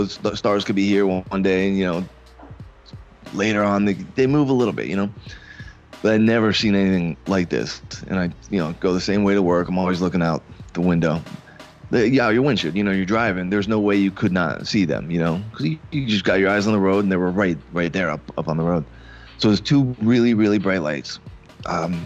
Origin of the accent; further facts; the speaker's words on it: Fort Lauderdale, Florida, United States; also born or lived in Coral Springs; I was born and raised in Fort Lauderdale